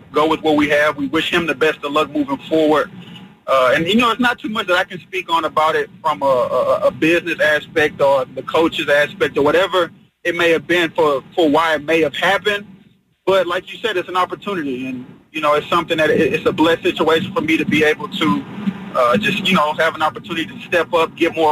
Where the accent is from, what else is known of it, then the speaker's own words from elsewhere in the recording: Texas, United States; Born and raised in Texas